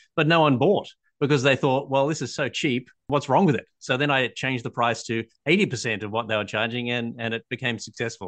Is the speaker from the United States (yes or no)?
no; Australia; I'm an Australian patent attorney